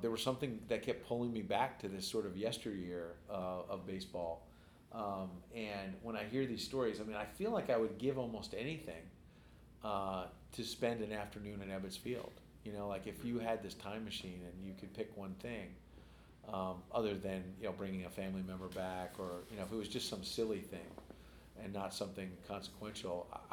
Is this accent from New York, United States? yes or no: yes; New York City, New York, United States; I was born in Queens. I was not born in Brooklyn